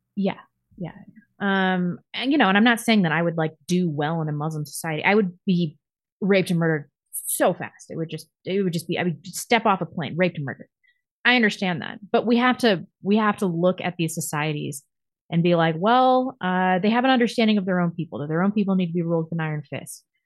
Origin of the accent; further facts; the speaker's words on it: United States; I'm American